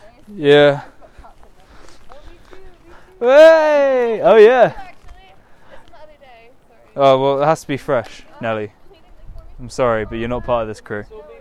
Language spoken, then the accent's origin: English; Australia; I'm from Australia.